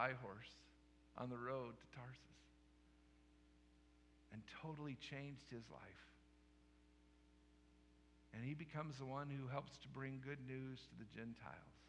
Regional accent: Colorado, United States; moved away as an adult; also born or lived in Sublette, Kansas; I grew up in Colorado

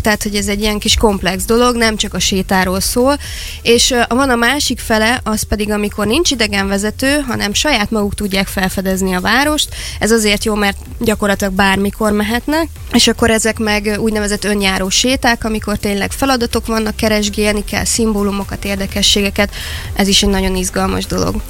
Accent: Szeged, Csongrád-Csanád, Hungary; a szülővárosom felé fordultam

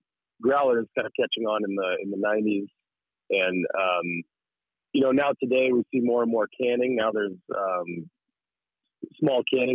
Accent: Fairbanks, Alaska, United States; also born or lived in Juneau; I'm born and raised in Fairbanks, and my wife is too

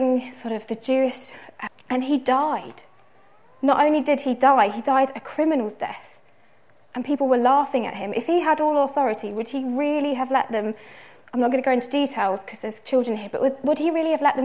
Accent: United Kingdom; we're British, some of us here

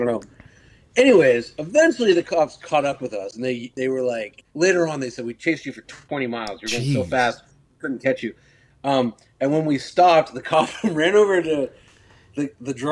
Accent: Southern California, United States; I'm from Southern California

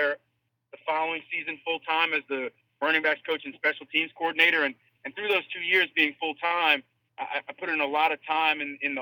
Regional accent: Long Island, New York, United States; I went back home to Long Island. I'm originally from Long Island, New York.

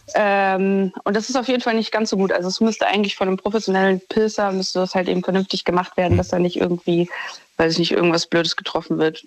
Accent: Düsseldorf, North Rhine-Westphalia, Germany; ich komme aus Düsseldorf

